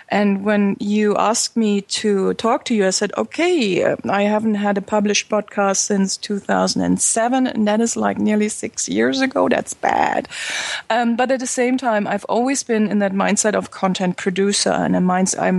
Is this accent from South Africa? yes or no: no; Berlin, Germany; English is a second language; I come from Berlin.